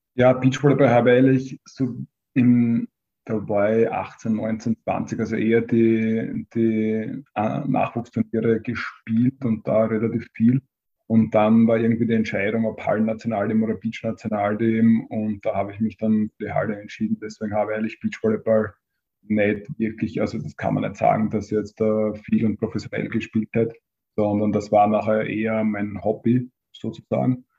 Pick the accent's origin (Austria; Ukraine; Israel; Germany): Austria; Hartberg, Styria; also born or lived in Graz; Ich bin aus Hartberg